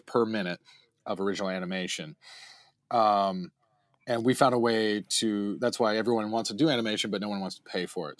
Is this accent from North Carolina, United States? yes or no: yes; High Point, North Carolina, United States; moved away as an adult; also born or lived in Greensboro, North Carolina / Winston-Salem, North Carolina; now in Los Angeles, United States; I was raised in High Point, North Carolina, and I went to, I went to college in Winston-Salem, North Carolina.